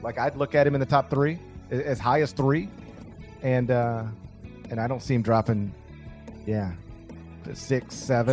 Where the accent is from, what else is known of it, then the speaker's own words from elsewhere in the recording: Memphis, Tennessee, United States; my hometown